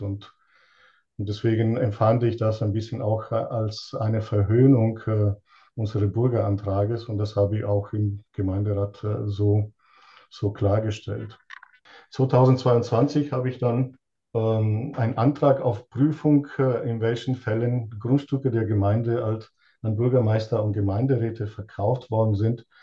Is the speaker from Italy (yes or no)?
yes; Italy; now in Lonnerstadt, Germany; Ich bin ursprünglich äh, aus Italien und lebe seit 38 Jahren in Deutschland